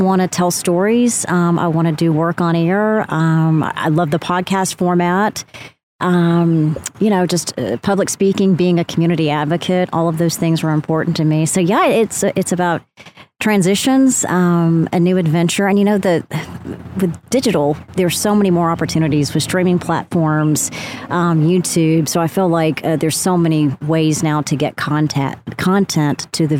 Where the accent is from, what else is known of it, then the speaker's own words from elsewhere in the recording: Athens, Tennessee, United States; it was in my hometown at the University, Tennessee Wesleyan University